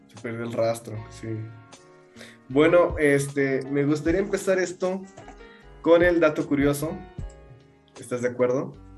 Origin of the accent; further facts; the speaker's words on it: Mexico; yo soy mexicano